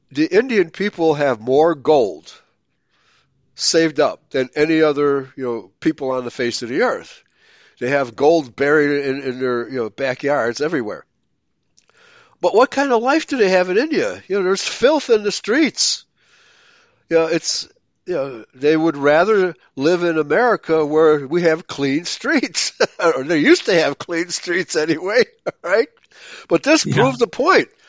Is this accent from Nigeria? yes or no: no; Germany; now in United States; I was born in Germany